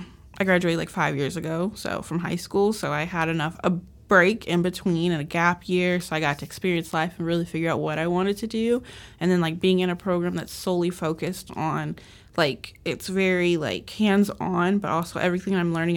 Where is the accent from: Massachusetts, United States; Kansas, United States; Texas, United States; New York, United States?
Texas, United States; Tyler; moved away as an adult; also born or lived in San Antonio, Texas; I'm from Tyler, but I live in San Antonio temporarily.